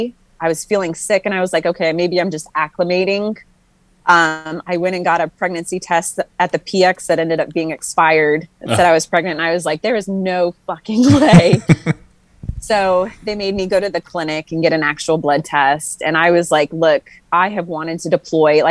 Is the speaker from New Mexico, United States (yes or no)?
yes; Tularosa, New Mexico, United States; moved away as an adult; I am from a really small town called Tularosa, New Mexico.